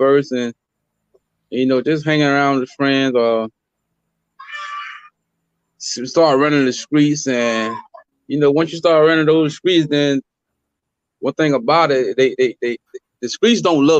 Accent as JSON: {"language": "English", "town": "Fort Pierce", "region": "Florida", "country": "United States", "tie": "born or raised there", "said": "I'm originally from Fort Pierce, you know, born and raised"}